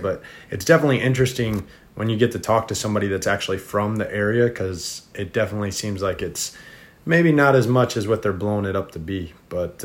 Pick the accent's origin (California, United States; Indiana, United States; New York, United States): Indiana, United States; moved away; also born or lived in Florida; I originally I'm from Indiana originally, and then we moved to Florida